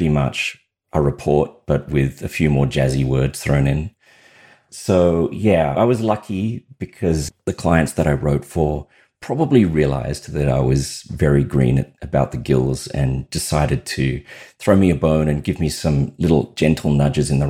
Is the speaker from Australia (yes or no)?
yes; Australia; You may have detected that I have an accent. I'm Australian